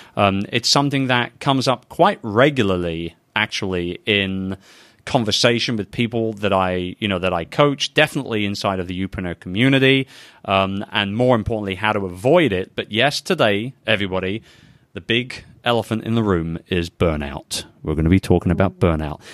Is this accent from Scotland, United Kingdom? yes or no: no; London, United Kingdom; London, England, baby, my hometown.